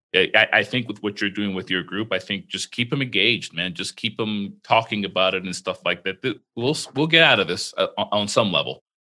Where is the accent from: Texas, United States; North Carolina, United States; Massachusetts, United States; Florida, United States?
Florida, United States; I've had my experiences with growing up in Florida